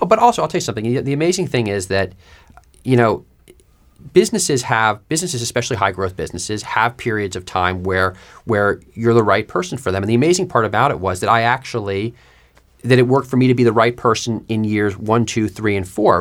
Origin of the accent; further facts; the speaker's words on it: New York, United States; moved away; I grew up in New York